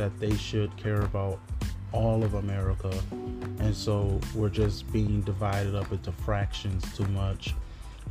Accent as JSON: {"language": "English", "town": "Detroit", "region": "Michigan", "country": "United States", "moved": "as an adult", "lives_now": "California, United States", "said": "I'm from Detroit, Michigan. I've been living in California for a better of 7 years now."}